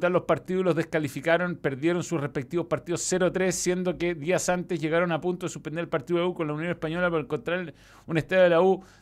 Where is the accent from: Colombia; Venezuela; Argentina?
Venezuela; Aparte dije bello, como venezolano.